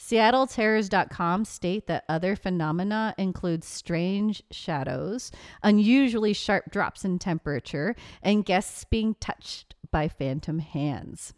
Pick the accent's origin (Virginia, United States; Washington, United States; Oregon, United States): Washington, United States; my hometown, I guess I would consider, is Washington State